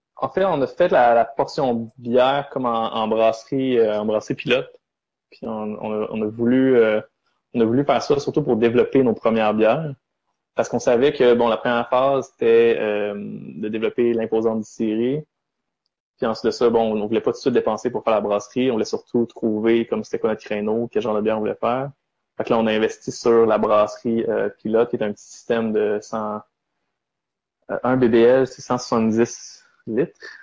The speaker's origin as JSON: {"language": "French", "town": "Sherbrooke", "region": "Quebec", "country": "Canada", "tie": "born or raised there", "also_born_or_lived": "Charlevoix", "moved": "as an adult", "lives_now": "Montreal, Canada", "said": "je suis né à Sherbrooke, j'ai grandi à Sherbrooke"}